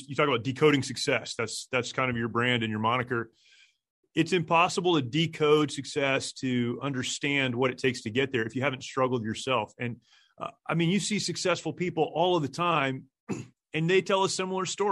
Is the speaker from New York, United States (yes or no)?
yes; Upstate New York, United States; moved away; I am a New Yorker. I tell people that. Upstate New York, really far, a little town, not the city